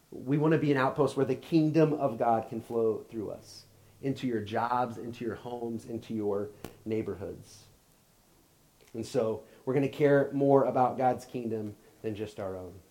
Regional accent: Oklahoma, United States; moved away as an adult; I grew up in Oklahoma, and I'm a big Oklahoma fan. Um, I, I, still have my Oklahoma stuff but my address has never been there since I left when I was 18.

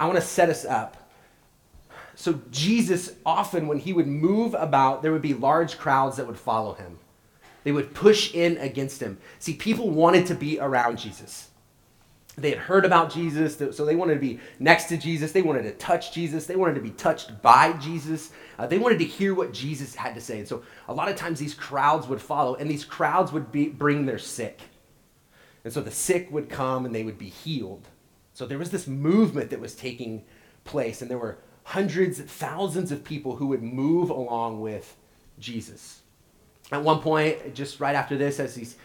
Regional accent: Oklahoma, United States; moved away; I'm from Oklahoma

